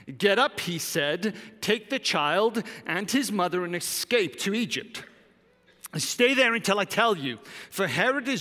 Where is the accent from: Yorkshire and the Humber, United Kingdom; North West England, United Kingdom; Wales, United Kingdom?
Wales, United Kingdom; moved away; I'm Welsh.